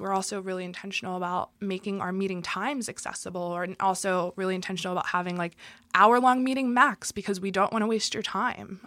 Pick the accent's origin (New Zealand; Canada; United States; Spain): United States; Philadelphia, Pennsylvania; born and raised in Philadelphia in a white working class neighborhood